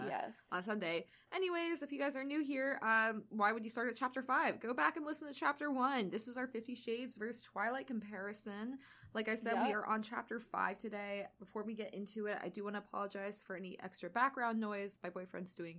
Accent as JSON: {"language": "English", "region": "Deep South", "country": "United States", "tie": "born or raised there", "said": "I grew up in the Deep South"}